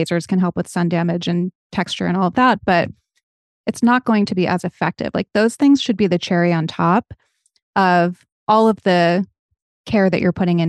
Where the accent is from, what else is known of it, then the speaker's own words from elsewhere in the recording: New England, United States; I'm from New England, where in the early 2000s, it was trendy to be as tan as humanly possible.